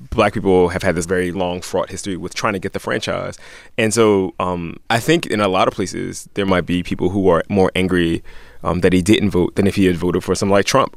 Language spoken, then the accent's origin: English; Miami, Florida, United States; I'm from Miami, Florida. My parents also live in Florida